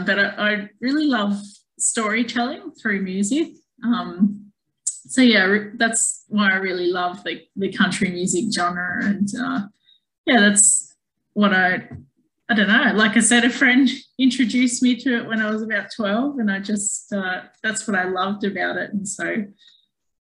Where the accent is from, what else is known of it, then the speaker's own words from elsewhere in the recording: Darwin, Northern Territory, Australia; I was born here in Darwin.